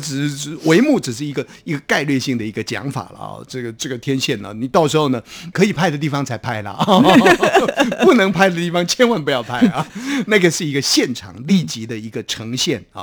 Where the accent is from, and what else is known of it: Taiwan